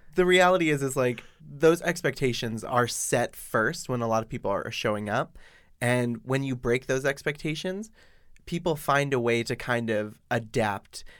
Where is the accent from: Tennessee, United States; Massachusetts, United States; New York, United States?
Massachusetts, United States; Boston; now in Shanghai, China; I am from Boston.